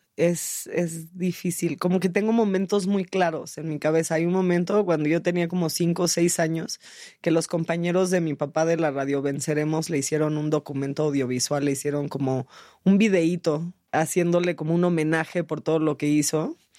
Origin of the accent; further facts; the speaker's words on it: San Jose, California, United States; moved away; also born or lived in Mexico City, Mexico; yo fui criada en San José, California, en el pueblito de San José, California